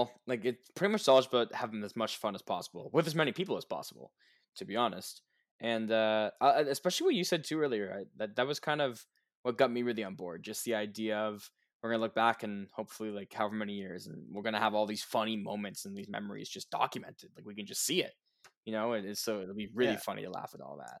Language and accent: English; Canada; we are both from Canada